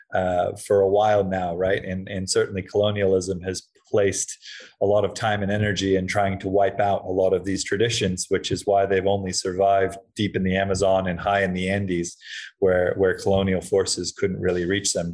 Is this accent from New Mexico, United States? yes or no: no; Hawaii, United States; I was um growing up in Hawaii